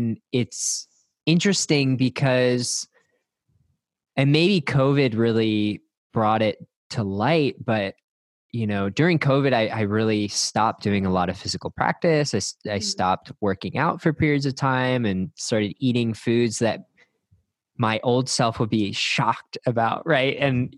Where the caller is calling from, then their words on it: Austin, Texas, United States; I'm recording from Austin, Texas, and happy to be here.